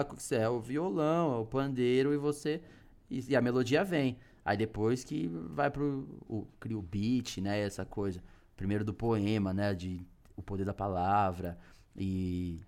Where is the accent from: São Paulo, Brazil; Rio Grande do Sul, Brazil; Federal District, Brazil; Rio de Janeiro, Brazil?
São Paulo, Brazil; Taboão da Serra; moved away as an adult; now in São Paulo, Brazil; eu sou oriundo do Taboão da Serra, uhum. moro no hum. centro